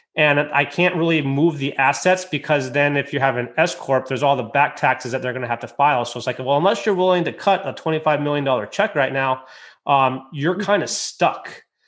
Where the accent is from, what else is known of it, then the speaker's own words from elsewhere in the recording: United States; moved away; also born or lived in Michigan; I'm originally from Lake Tahoe and I lived in Michigan